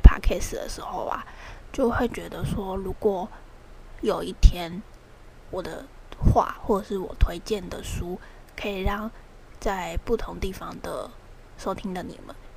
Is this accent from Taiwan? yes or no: yes; Taiwan; 我们台湾人